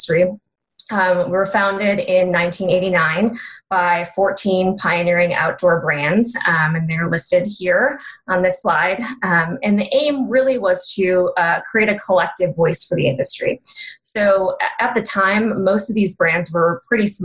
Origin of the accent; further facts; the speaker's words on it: Chicago area, Illinois, United States; moved away as an adult; now in Boulder, United States; I grew up near the Chicago area